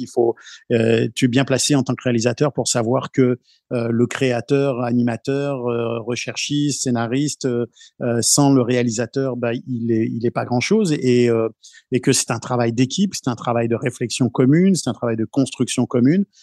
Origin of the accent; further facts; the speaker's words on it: France; now in Canada; je viens de France